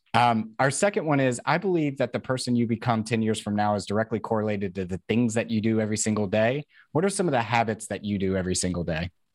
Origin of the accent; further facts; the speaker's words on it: Tennessee, United States; I'm from Tennessee